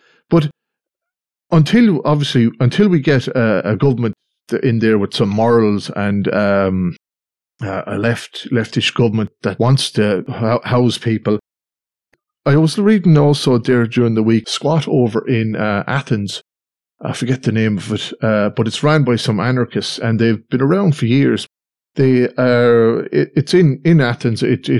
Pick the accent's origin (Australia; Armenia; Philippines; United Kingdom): Australia; born there; Well, I was born in Australia anyway, so, with immigration